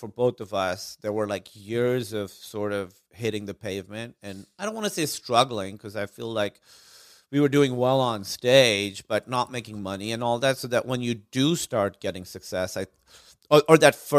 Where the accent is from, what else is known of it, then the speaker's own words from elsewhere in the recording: Karachi, Sindh, Pakistan; moved away; also born or lived in Los Angeles; I grew up in Karachi, Pakistan.